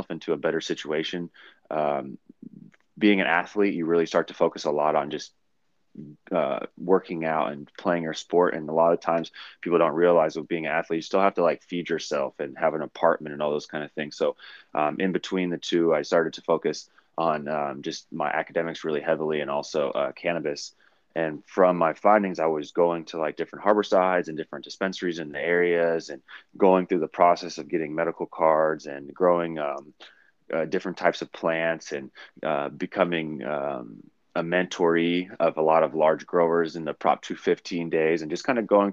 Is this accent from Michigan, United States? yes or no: no; Oakland, California, United States; also born or lived in San Francisco, California / Washington; I moved to Oakland before the age of one. I went to Oakland Public School District my whole entire life, from kindergarten all the way through 12th